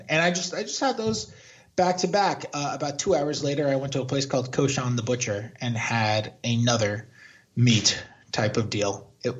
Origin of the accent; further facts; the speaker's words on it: New York, United States; moved away; New York because like that's my hometown